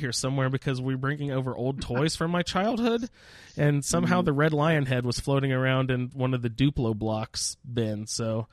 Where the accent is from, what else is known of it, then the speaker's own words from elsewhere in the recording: Winchester, Indiana, United States; where I grew up in Winchester